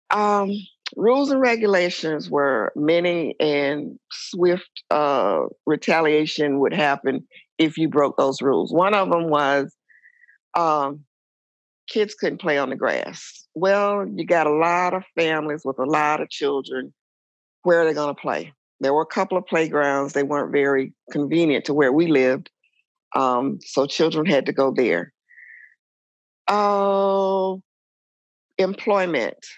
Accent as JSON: {"language": "English", "town": "Atlanta", "region": "Georgia", "country": "United States", "tie": "born or raised there", "also_born_or_lived": "Ohio", "said": "I was born in Ohio. Um, our family status was pretty upper middle class. My dad worked. My mom was a stay at home mom. Uh, she was also an abused wife. And so we left Ohio and moved to Atlanta, Georgia"}